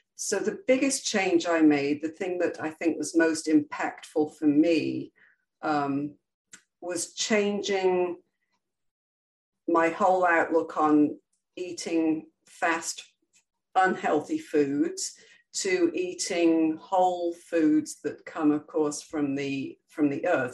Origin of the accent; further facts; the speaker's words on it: England, United Kingdom; now in Florida, United States; my origins are England, where I grew up, and proud to be British and proud to be American, as I'm both